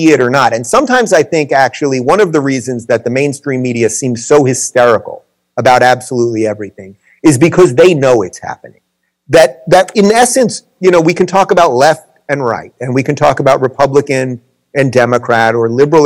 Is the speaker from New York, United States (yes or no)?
yes; New York, United States; moved away as an adult; also born or lived in California; I'm originally from New York. I moved to California in 2013.